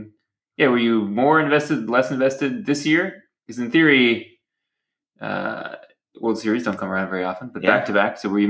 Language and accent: English; Houston, Texas, United States; moved away; I grew up in Houston, Astros fan.